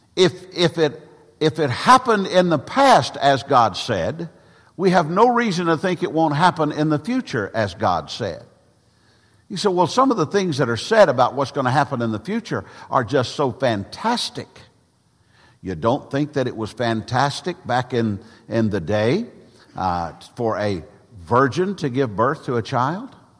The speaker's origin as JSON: {"language": "English", "town": "Gallatin", "region": "Tennessee", "country": "United States", "tie": "born or raised there", "said": "I was born on March the sixth, nineteen fifty, mm, in Gallatin, Tennessee"}